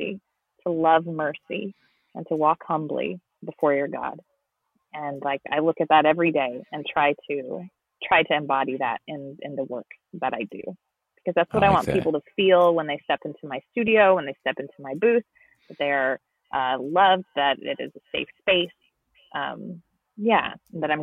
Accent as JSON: {"language": "English", "town": "San Diego", "region": "California", "country": "United States", "tie": "born or raised there", "also_born_or_lived": "Spain", "said": "I grew up in San Diego, California, so Spanish is around me all the time"}